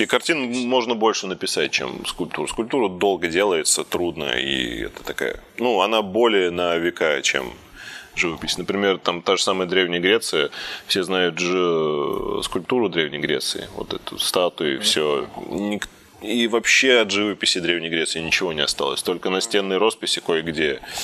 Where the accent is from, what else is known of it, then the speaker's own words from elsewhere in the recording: Zelenograd, Moscow, Russia; Я сам родился в Зеленограде, это московский.